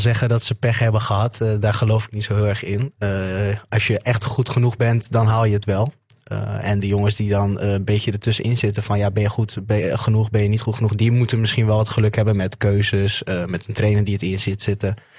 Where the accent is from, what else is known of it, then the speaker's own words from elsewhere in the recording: Assen, Drenthe, Netherlands; ik kom uit Assen